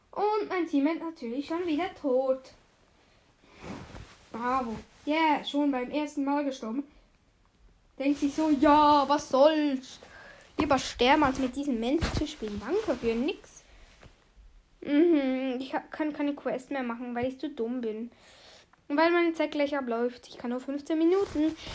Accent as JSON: {"language": "German", "country": "Switzerland", "first_language": "Swiss German", "second_language": "German", "said": "Ich {S0} bin halt Schweizer und dann ist es halt irgendwie so, ja, du machst es auf Schweizerdeutsch, ist deine Leibsprache."}